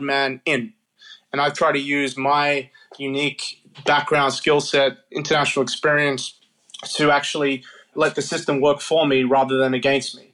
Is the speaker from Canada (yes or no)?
no; Australia; moved away as an adult; now in New York, United States; I'm Australian. My parents, grandparents are from Africa